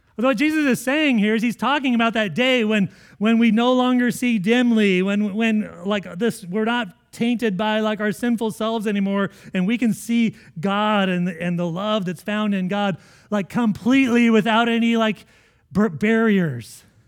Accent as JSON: {"language": "English", "country": "United States", "said": "as American Christians"}